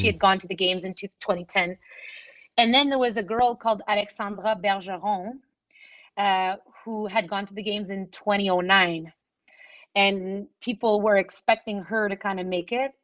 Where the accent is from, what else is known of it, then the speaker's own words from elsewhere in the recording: Montreal, Quebec, Canada; in Montreal, I come from the West Island, which is English speaking